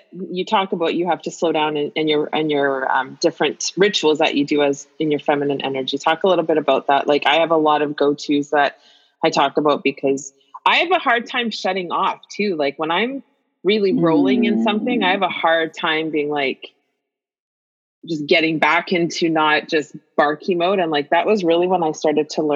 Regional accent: Winnipeg, Manitoba, Canada; I grew up in Winnipeg

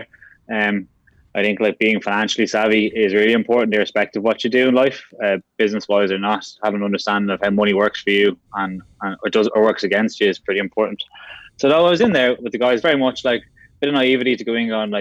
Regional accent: Dublin, Leinster, Ireland; also born or lived in London; I'm originally from Castleknock, so North County, Dublin, just south Phoenix Park there

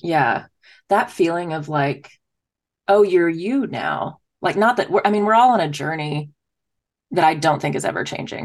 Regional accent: Dallas, Texas, United States; moved away as an adult; also born or lived in Philadelphia; I'm from Texas

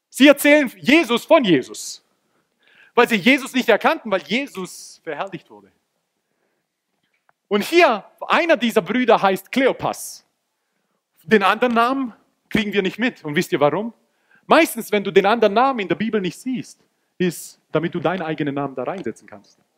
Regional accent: Croatia; Im Halbfinale hat Kroatien, und ich bin Kroate, wer das nicht weiß

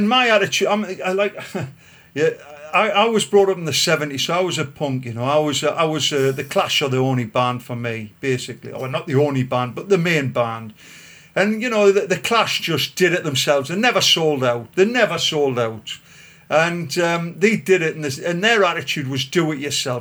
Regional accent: Gosforth, North East England, United Kingdom; I was brought up in Gosforth on the Grange estate.

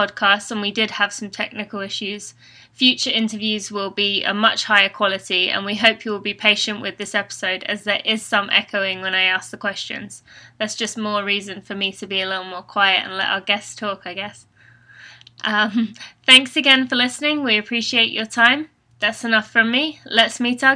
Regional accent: England, United Kingdom; accent: British; now in United States; I'm originally from England, and I'm an elite runner living in America with my fiancé, Steve

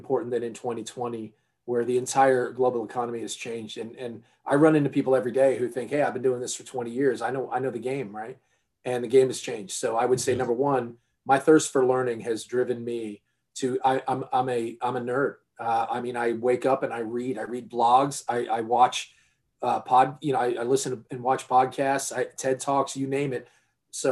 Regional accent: New York area, United States; I grew up in the New York area

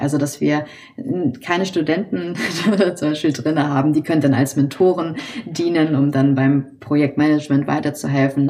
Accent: Hamburg, Germany; Ich wurde in Hamburg geboren, bin hier auch aufgewachsen

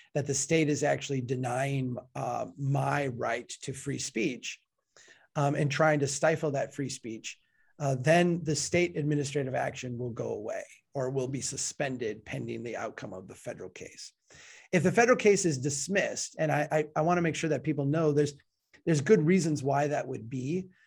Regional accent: Minnesota, United States; I'm from Minnesota

